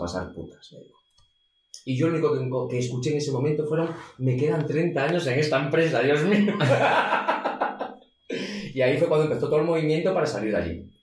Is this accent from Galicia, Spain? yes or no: yes; Vigo, Galicia, Spain; yo soy de Vigo